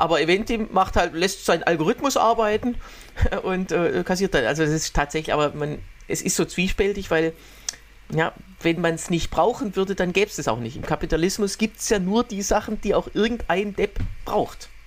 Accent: Waldbach, Germany; moved away; in Waldbach, also in meiner äh, Heimat

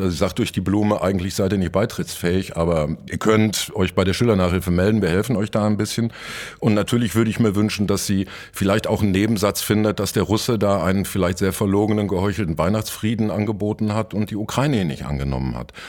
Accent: Dortmund, North Rhine-Westphalia, Germany; zur Schande meiner Stadt

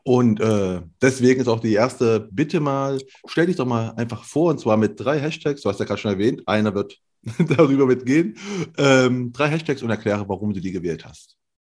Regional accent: near Leipzig, Saxony, Germany; ich bin aus Leipzig, ne, aus der Nähe von Leipzig

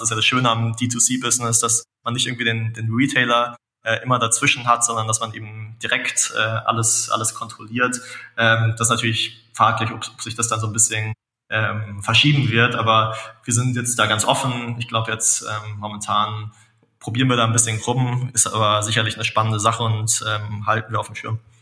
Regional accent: Munich, Bavaria, Germany; als äh, Münchner

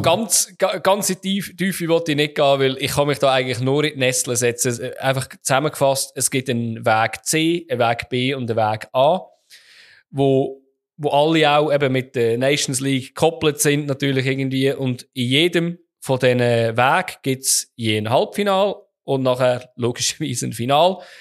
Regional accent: Switzerland

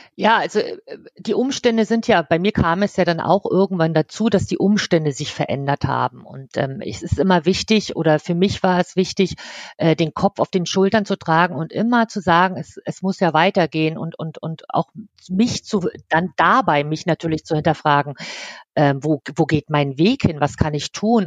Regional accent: East Germany, Germany; moved away as an adult; geboren bin ich im Osten. Dort habe ich auch 18 Jahre gelebt

